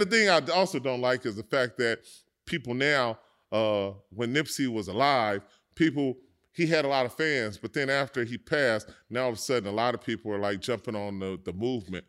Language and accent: English; Los Angeles, California, United States; growing up in South Central Los Angeles, it's a, um, it's a brotherhood